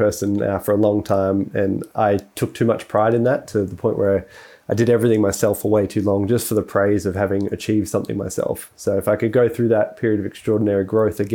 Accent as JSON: {"language": "English", "country": "Australia", "also_born_or_lived": "United States", "said": "as an Australian"}